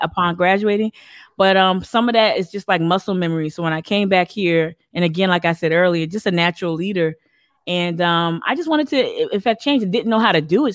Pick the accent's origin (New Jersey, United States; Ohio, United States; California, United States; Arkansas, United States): New Jersey, United States; northern; accent: Northeast; now in Charleston, United States; my brother and I were born and raised in, in, uh, northern New Jersey